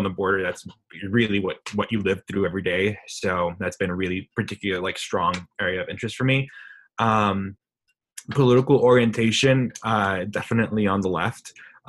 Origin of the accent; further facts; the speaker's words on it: El Paso, Texas, United States; I'm the vice president, not a vice president, the vice president for GBC. My hometown is El Paso, Texas, known for mountains and Beto, basically.